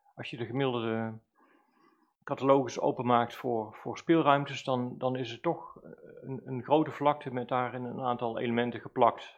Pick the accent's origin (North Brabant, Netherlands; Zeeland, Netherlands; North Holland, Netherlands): North Brabant, Netherlands; Valkenswaard; also born or lived in Velp; Zelf ben ik als kind opgegroeid in Dommeldal in Valkswaard